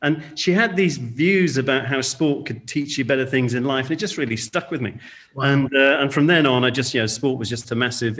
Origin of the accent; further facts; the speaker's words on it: India; born there; also born or lived in Singapore; And I was born in India. Father was in shipping, shipbuilder in Liverpool, and then went abroad. Born in India, I came back to boarding school, and then we moved to Singapore.